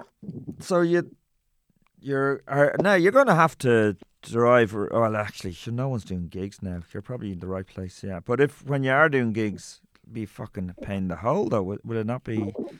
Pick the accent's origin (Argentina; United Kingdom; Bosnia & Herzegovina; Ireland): Ireland; Meath, Leinster; also born or lived in Tuam, County Galway / Kildare / Mayo; from 4, I was in Meath and then Kildare from 15 to 18 when I left home.